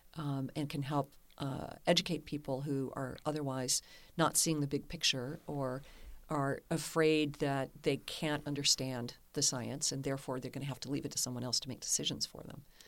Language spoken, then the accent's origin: English; Kentucky, United States; moved away; also born or lived in Amsterdam, Netherlands / San Francisco; I'm from Kentucky